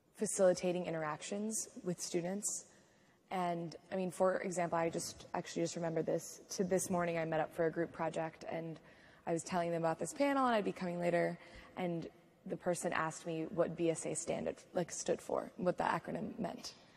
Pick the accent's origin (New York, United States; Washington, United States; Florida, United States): Washington, United States; Seattle; moved away as an adult; now in Durham, United States; I'm from Seattle, Washington